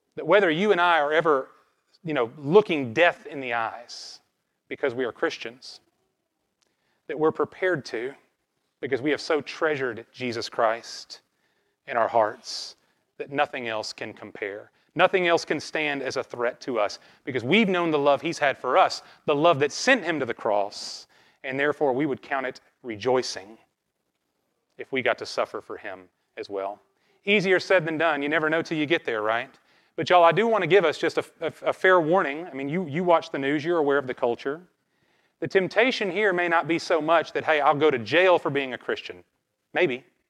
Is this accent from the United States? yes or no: yes; American South, United States; growing up in the American South